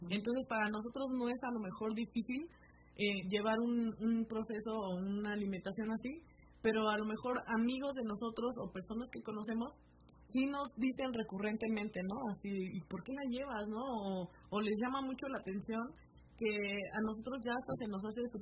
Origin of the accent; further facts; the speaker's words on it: Mexico; yo siento que nosotros como mexicanos